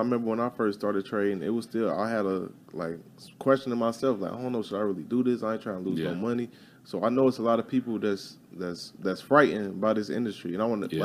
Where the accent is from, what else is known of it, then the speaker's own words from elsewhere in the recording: Chicago, Illinois, United States; growing up in Chicago